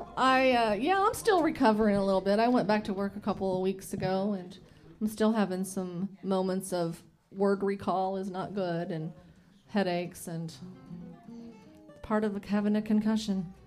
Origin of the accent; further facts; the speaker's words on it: Bloomington, Indiana, United States; I'm from Bloomington, so I was born and raised here in Bloomington, and still live in Bloomington.